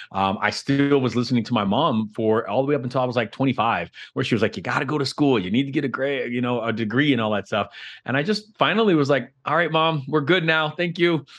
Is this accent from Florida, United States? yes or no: yes; Miami, Florida, United States; I'm from Miami. I'm from like Miami, Florida. I'm a Florida boy through and through.